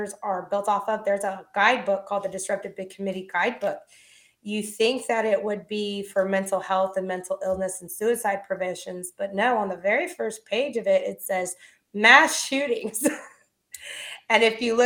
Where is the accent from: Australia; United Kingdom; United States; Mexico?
United States; Alvin, Texas; I grew up in Houston, Texas, or right outside in a little place called Alvin, Texas, home of Nolan Ryan.